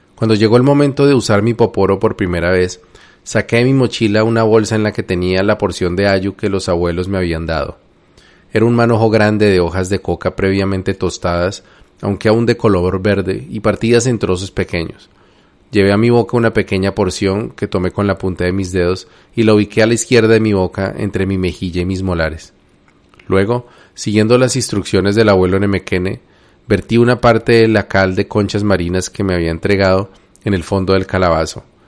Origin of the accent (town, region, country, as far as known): Colombia